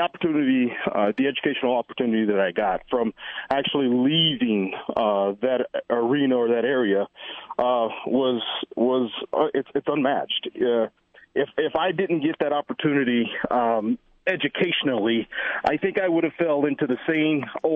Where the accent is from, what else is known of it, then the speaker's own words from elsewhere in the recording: North Carolina, United States; Growing up in the environment that I grew up in North Carolina, the community was predominantly Black